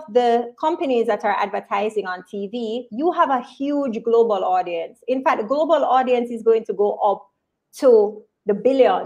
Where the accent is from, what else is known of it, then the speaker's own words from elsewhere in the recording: Spanish Town, Jamaica; Big up Spanish Town. I'm from Insom City